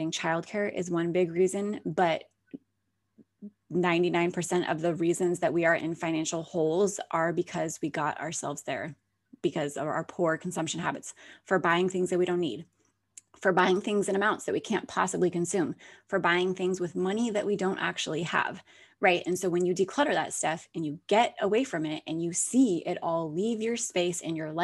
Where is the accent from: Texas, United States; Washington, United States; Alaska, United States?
Alaska, United States; moved away as an adult; now in Florida, United States; I was born and raised there.